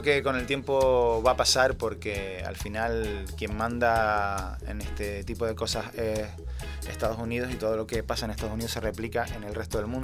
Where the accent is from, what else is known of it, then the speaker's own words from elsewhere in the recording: Canary Islands, Spain; Nosotros estamos a 100 kilómetros de África y a unos 3.000 de Europa